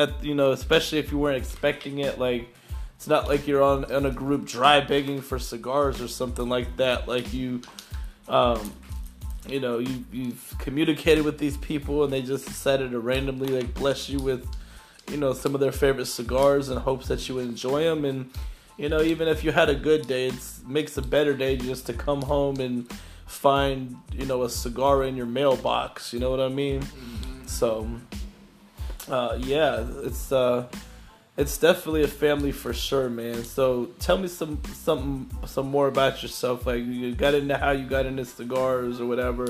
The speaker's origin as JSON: {"language": "English", "region": "Florida", "country": "United States", "tie": "born or raised there", "said": "I'm from Florida"}